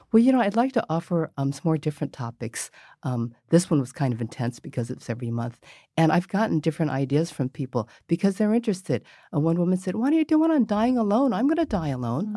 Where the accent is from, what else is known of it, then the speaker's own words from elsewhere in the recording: San Francisco, California, United States; also born or lived in Mission District, San Francisco; I grew up in North Beach